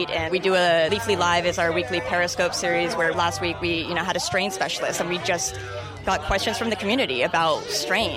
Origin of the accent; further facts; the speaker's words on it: Seattle, Washington, United States; I'm from Seattle